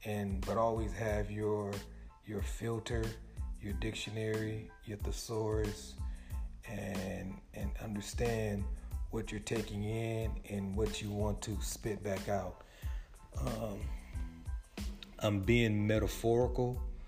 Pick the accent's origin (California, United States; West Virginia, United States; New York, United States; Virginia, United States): California, United States; I don't see helicopters flying over like I did when I grew up in California.